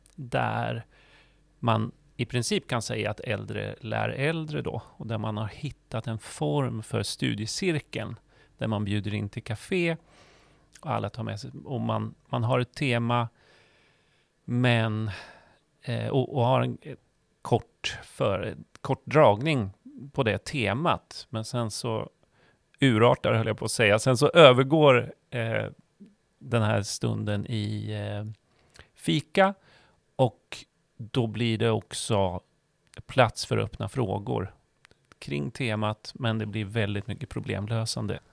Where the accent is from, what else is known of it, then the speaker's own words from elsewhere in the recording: Norrköping, Östergötland, Sweden; moved away; det är ju min hemstad